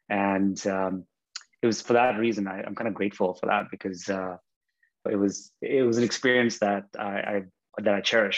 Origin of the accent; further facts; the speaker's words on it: Bahrain; also born or lived in India; We're of Indian origin, so I'm Indian by birth, but I grew up in Bahrain in the Middle East. Bahrain's a tiny island in the Arabian Gulf, and my parents moved there in the 70s. So yeah, I was born in India, but I grew up in Bahrain.